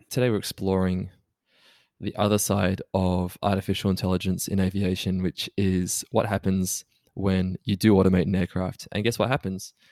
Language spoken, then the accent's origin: English; Australia; We are both Australian